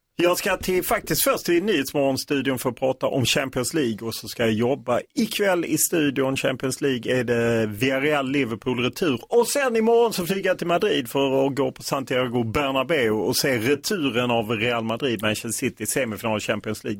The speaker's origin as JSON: {"language": "Swedish", "region": "Skåne", "country": "Sweden", "said": "jag kommer ju från Skåne"}